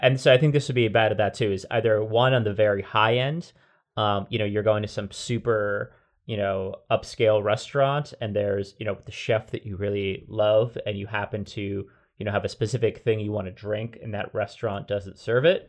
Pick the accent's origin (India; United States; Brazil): United States; New Jersey; moved away; I grew up in Jersey primarily before moving to, to this part, uh, of the U S